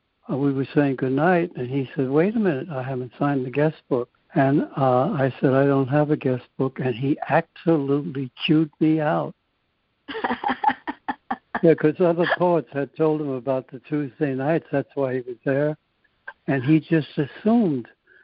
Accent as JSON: {"language": "English", "town": "New York City", "region": "New York", "country": "United States", "tie": "born or raised there", "also_born_or_lived": "Paterson, New Jersey", "moved": "as an adult", "lives_now": "San Francisco, United States", "said": "I was brought up in New York where it snowed half a year and was too hot half a year."}